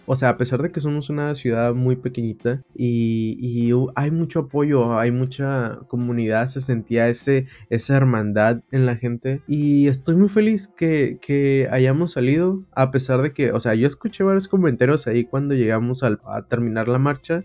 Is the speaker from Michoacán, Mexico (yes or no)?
no; Tecate, Baja California, Mexico; aquí en Tecate, aquí en, mi pueblito